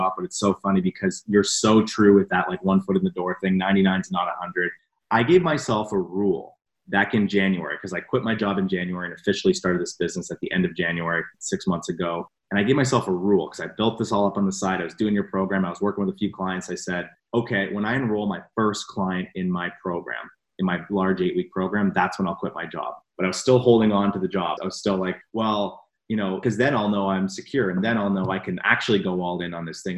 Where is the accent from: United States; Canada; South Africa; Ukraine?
Canada; I was working here in Toronto, so I'm from Canada